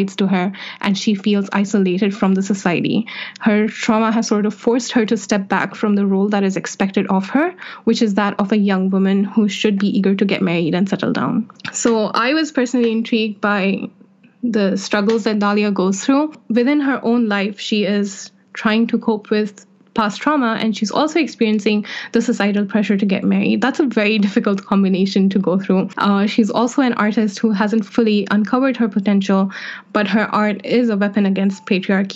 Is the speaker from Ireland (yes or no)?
no; Saudi Arabia; moved away; I grew up in Saudi Arabia, a country that has deeply troubled me and my sense of self